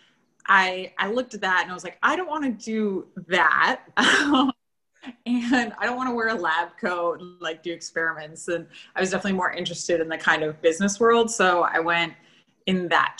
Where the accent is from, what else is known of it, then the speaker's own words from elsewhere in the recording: Antigonish, Nova Scotia, Canada; I grew up in Antigonish